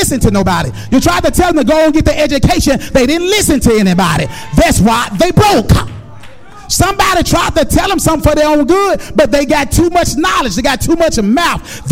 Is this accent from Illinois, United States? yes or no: no; Memphis, Tennessee, United States; I grew up in Orange Mound